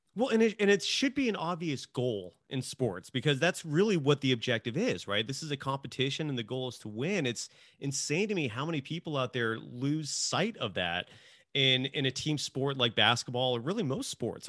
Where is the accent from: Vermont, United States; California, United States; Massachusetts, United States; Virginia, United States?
California, United States; Bay Area; growing up in the Bay Area